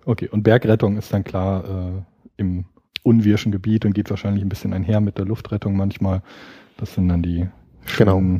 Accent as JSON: {"language": "German", "town": "Freiburg", "region": "Baden-Württemberg", "country": "Germany", "moved": "yes", "lives_now": "Berlin, Germany", "said": "Jetzt komme ich ursprünglich aus Freiburg"}